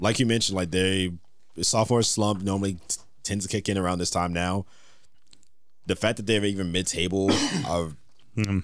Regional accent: United States; I'm American.

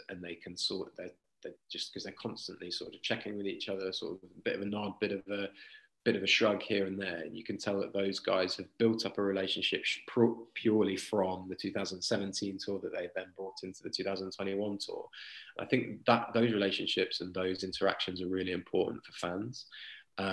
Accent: Leicester, East Midlands, United Kingdom; I'm from Leicester, born in Leicester

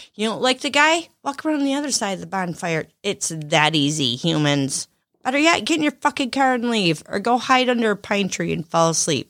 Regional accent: Lakeview, Michigan, United States; born there; I was born in Lakeview, by the way.

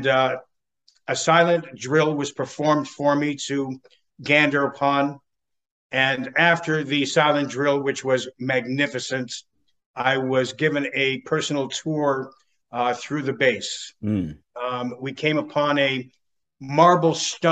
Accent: Canada; moved away as an adult; now in California, United States; Canadian born, but became a dual citizen through my father, and landed on the shores of California to be that actor back that many years ago

